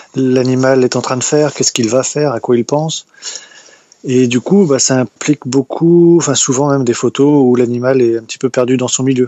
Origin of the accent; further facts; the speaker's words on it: Brittany, France; je suis de Bretagne, dans le Morbihan